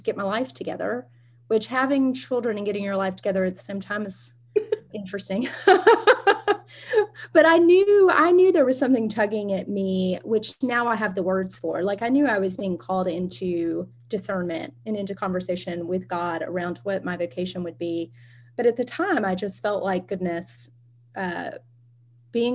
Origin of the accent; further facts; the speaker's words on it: Alabama, United States; moved away; I am originally from Alabama, which you can probably hear in my voice. It stays with a person.